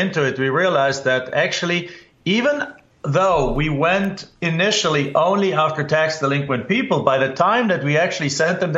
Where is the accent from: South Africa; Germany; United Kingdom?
Germany; accent: German; English is a second language; moved away as an adult; now in United States; in my home country in Germany, I grew up without any relation to real estate